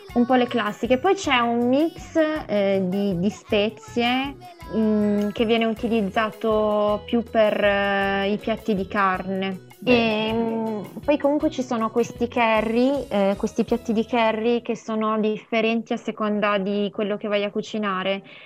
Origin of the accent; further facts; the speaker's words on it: Montaldo di Mondovì, Piedmont, Italy; io sono nata mm, in, a Mondovì e sono cresciuta in un piccolo paesino lì vicino che si chiama Montaldo di Mondovì